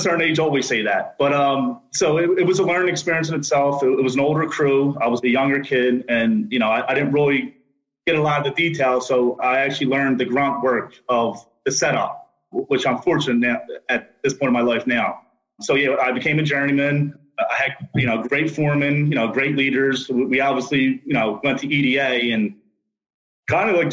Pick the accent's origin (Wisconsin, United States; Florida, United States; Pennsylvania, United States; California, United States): Pennsylvania, United States; Philadelphia; I grew up in the Port Richmond area of Philadelphia